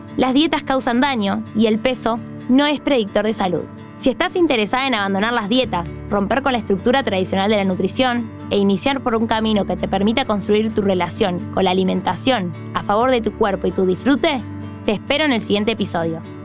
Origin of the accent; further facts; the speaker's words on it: Argentina; Vivo y soy de Argentina.